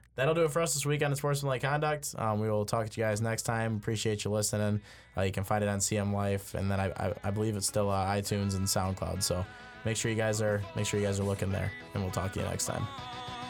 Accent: Michigan, United States; I'm from Michigan.

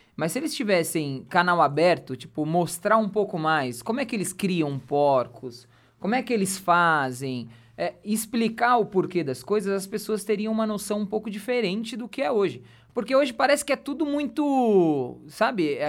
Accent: São Paulo, Brazil; eu nasci e fui criei, criado em São Paulo, no meio de uma avenida

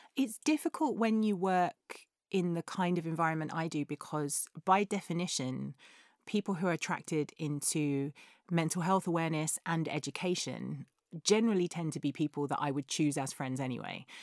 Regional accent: England, United Kingdom; we're English

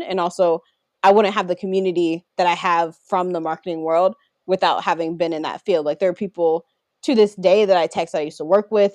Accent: Baltimore, Maryland, United States; growing up in the South. I can't take off growing up in Baltimore

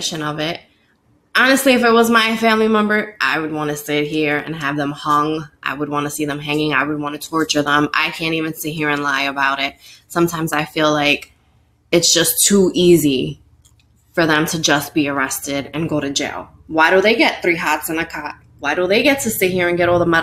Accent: New York City, New York, United States; that's my hometown of New York City

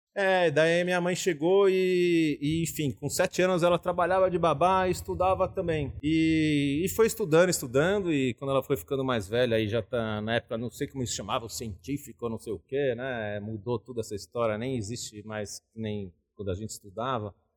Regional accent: São Paulo, Brazil; Eu nasci aqui em São Paulo mesmo, vivi aqui sempre, é, toda a minha vida.

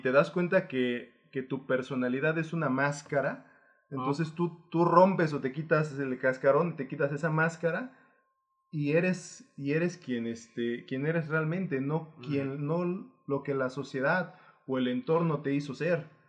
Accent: Guerrero, Mexico; yo vengo del estado de Guerrero

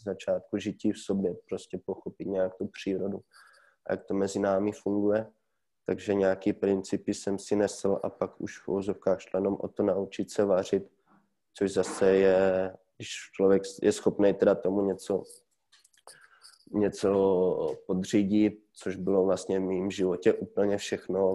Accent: Ruda nad Moravou, Olomouc Region, Czechia; also born or lived in Prague; do naší domoviny, do Rudy, odkud pocházím

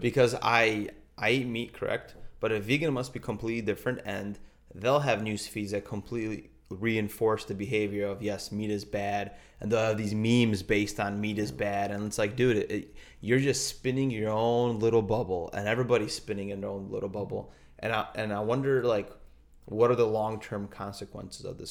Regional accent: Poland; we're from Pol-, both from Poland

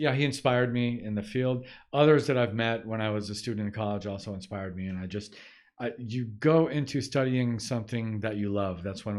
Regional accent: United States; as an American.

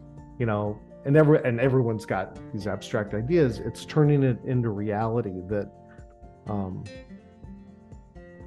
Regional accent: Los Angeles, California, United States; also born or lived in New Mexico; I was born and raised in Los Angeles

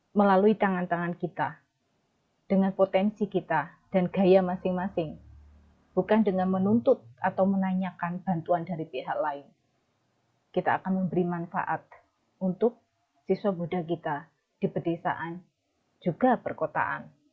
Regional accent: Kenteng, Indonesia; moved away; saya dilahirkan di Desa Kenteng

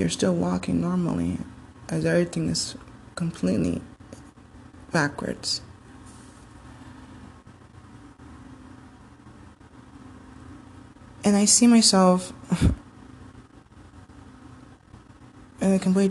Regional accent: Homestead, Florida, United States; moved away; my from home from Miami, Florida, Homestead. You know, we're from Homestead

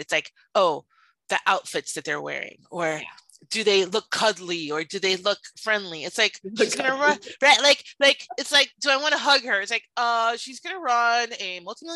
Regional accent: Miami, Florida, United States; I grew up in Miami, and in Miami

